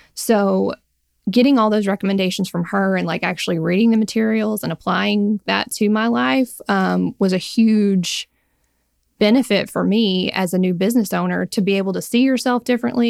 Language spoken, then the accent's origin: English; Alabama, United States; I am and am based still in Alabama